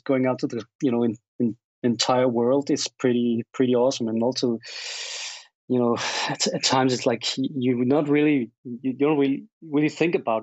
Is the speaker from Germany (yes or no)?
no; Denmark; I'm from Denmark, Scandinavia